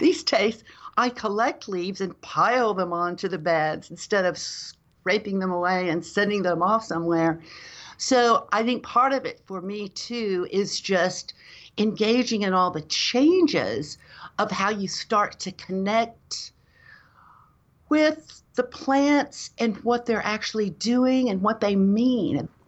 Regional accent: Dallas, Texas, United States; now in Austin, United States; I grew up in Dallas, Texas, in North Dallas

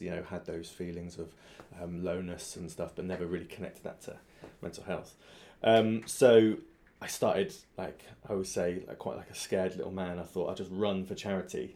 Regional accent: Swindon, South West England, United Kingdom; also born or lived in Southampton; now in London, United Kingdom; my hometown, Swindon

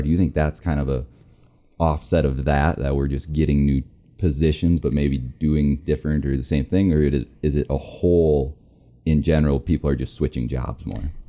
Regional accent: Minnesota, United States; now in Rapid City, United States; I'm from Minnesota

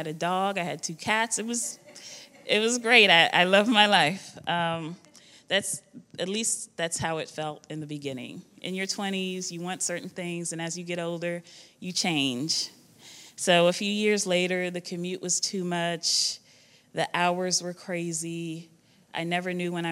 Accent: Guyana; moved away; I was born in Guyana. It's a small country in South America, located between Suriname and Brazil.

